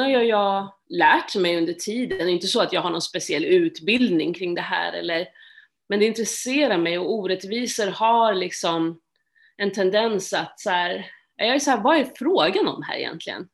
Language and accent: Swedish; Stockholm, Stockholm County, Sweden; Jag är född och uppvuxen i Stockholm